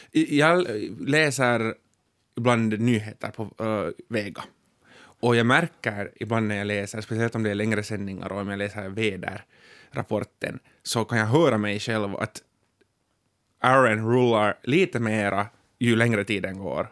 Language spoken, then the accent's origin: Swedish; Ekenäs, Uusimaa, Finland; accent: Ekenäs dialect; moved away as an adult; also born or lived in Tenala; jag har gått i Tenala i, i grundskolan, dagis och gymnasiet i Ekenäs